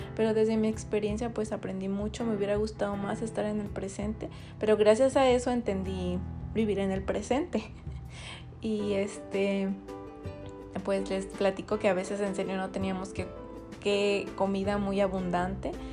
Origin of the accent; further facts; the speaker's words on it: Buenavista de Cañedo, Jalisco, Mexico; somos de Buenavista de Cañedo, es un pueblo muy chiquito